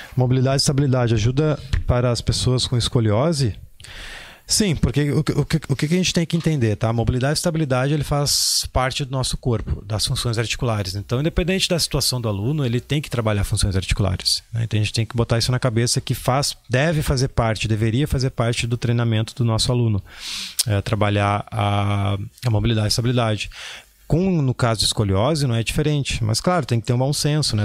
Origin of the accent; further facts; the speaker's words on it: Porto Alegre, Rio Grande do Sul, Brazil; eu sou de Porto Alegre